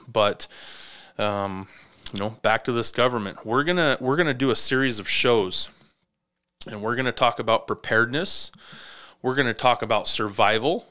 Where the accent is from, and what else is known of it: United States